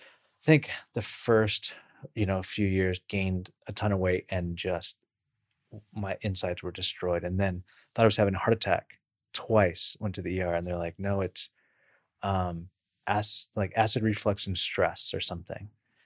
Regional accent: Bakersfield, California, United States; I grew up in Bakersfield, California, where it's kind of rural sprawl

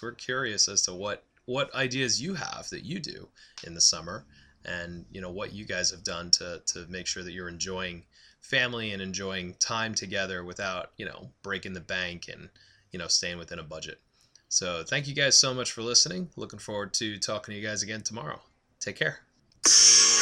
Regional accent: Long Island, New York, United States; moved away; I grew up on Long Island in New York

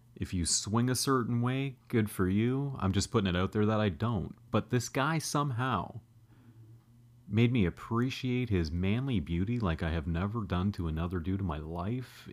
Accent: Canada; I'm a Canadian guy

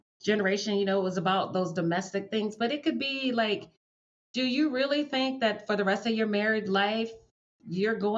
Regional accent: the South, United States; I'm from the South and that's the kind of stuff we do down there

